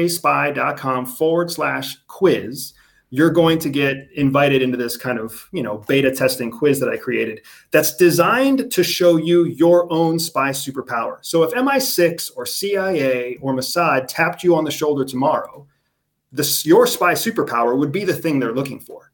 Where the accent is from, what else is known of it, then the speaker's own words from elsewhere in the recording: United States; I'm from the United States